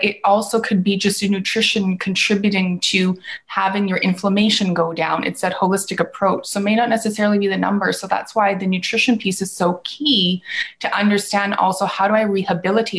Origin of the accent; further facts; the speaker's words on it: Vancouver, British Columbia, Canada; I'm from Canada, in Vancouver